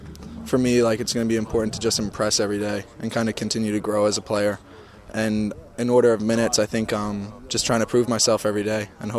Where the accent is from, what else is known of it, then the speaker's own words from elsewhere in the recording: Long Island, New York, United States; I grew up on Long Island